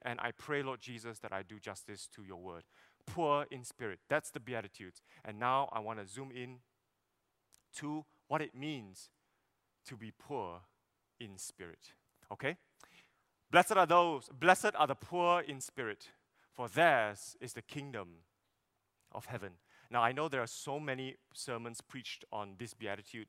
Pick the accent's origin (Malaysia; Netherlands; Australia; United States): Malaysia; Sarawak; I'm from Sarawak